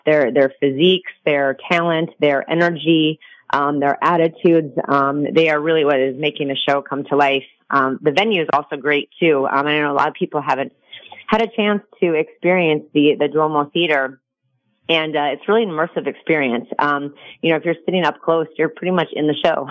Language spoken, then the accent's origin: English; Minnesota, United States; also born or lived in Michigan; now in Las Vegas, United States; grew up in uh, Minnesota